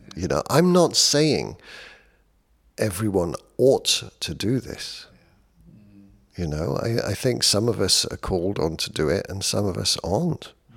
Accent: United Kingdom; I'm British

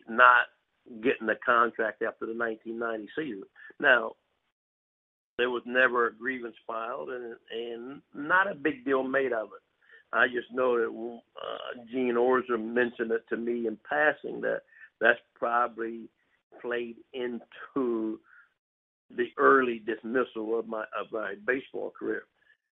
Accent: Missouri, United States; I literally lived in New York all winter, and I was really from Missouri

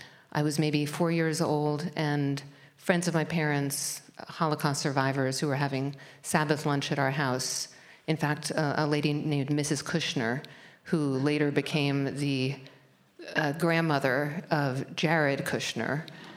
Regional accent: Hillside, New Jersey, United States; So I grew up in an Orthodox Jewish family in Hillside, New Jersey, in the shadow of Newark Airport. I was an only child. My parents were older.

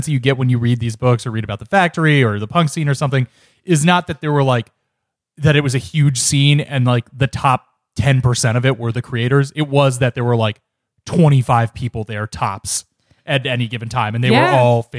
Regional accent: Ohio, United States; now in New York, United States; I'm from Ohio

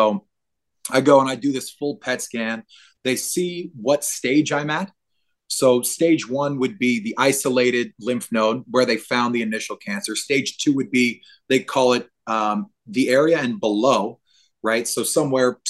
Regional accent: New Orleans, Louisiana, United States; I'm from New Orleans

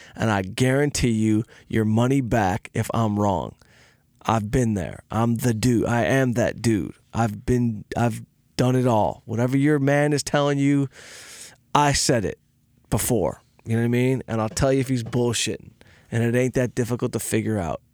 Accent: outside Detroit, Michigan, United States; I had a, a band of misfit crew members growing up outside Detroit

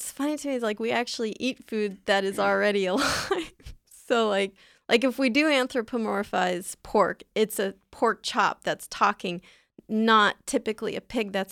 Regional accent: San Diego, California, United States; I'm from San Diego.

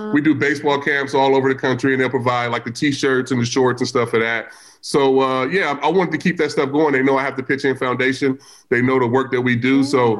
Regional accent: Vallejo, California, United States; from Vallejo, California, from the Crest.

